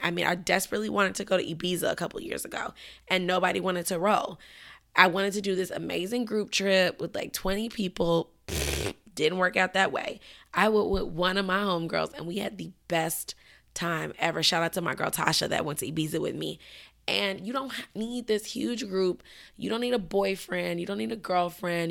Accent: Chicago, Illinois, United States; moved away; Chicago's my hometown.

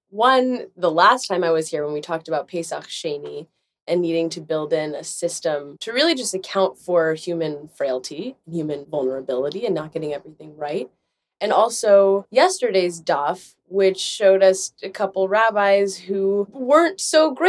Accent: Israel; where I grew up in Israel for part of my life and went to an Orthodox school.

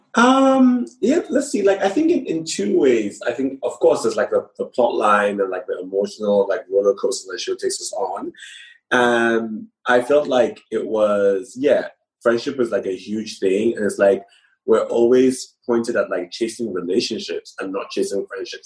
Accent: Nigeria; moved away as an adult; now in London, United Kingdom; I grew up primarily in Nigeria.

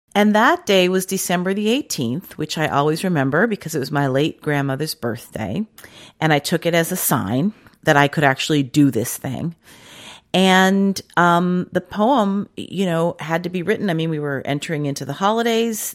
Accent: Washington, District of Columbia, United States; moved away; I grew up in Washington, D C, and it didn't get cold like that.

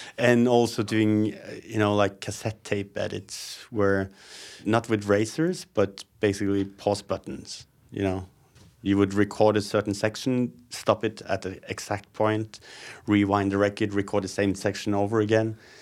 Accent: Hamar, Innlandet, Norway; also born or lived in Moss / Gausdal / Oslo; And I ended up in Hamar when I was four years old, I think. That's where I lived until I was twenty before moving to Oslo.

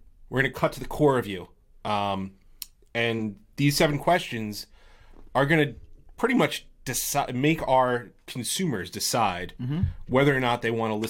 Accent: New York, United States; We're from New York

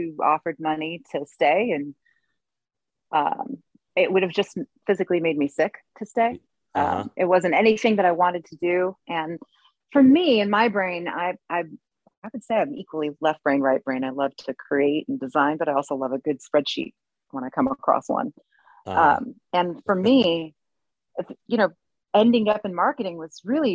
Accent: Berkeley, California, United States; growing up in Berkeley, California

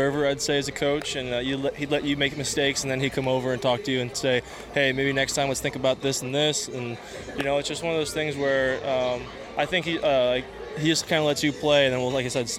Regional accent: Houston, Texas, United States; I might have a safety blanket because I was from Houston, being mm-hmm. a hometown boy.

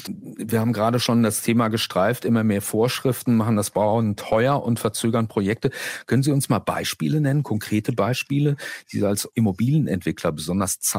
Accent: Cologne, North Rhine-Westphalia, Germany; In meiner Heimatstadt Köln ist es genauso.

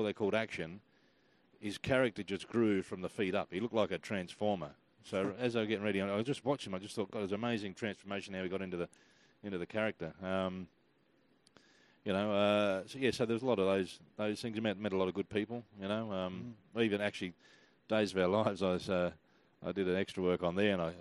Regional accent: Adelaide, South Australia, Australia; also born or lived in Los Angeles, United States; now in Sydney, Australia; I'm originally from Adelaide, but I couldn't live in Adelaide

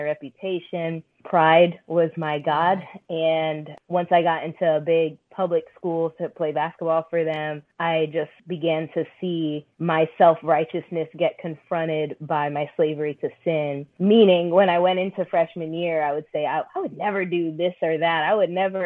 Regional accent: Orlando, Florida, United States; also born or lived in Philippines; now in Tampa, United States; I grew up in Orlando.

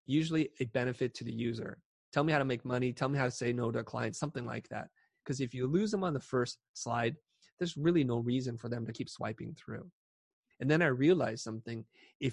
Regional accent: San Jose, California, United States; also born or lived in Saigon, Vietnam / Kansas City, Missouri; We wound up in Kansas City, Missouri, before finally settling in San Jose, California

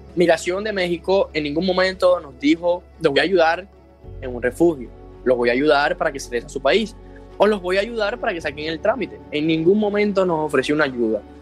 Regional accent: Maracay, Zulia, Venezuela; moved away as an adult; soy de Maracay, Venezuela, Estado Zulia.

